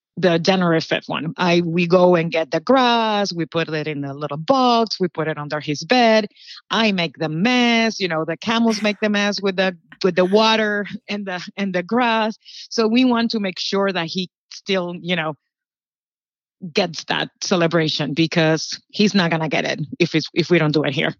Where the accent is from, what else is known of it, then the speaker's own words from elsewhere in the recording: Puerto Rico; moved away as an adult; now in Orlando, United States; I'm from Puerto Rico, and I've been living in the United States. I moved directly from Puerto Rico to Orlando. And for me, in Puerto Rico, living my life there, we just were Puerto Ricans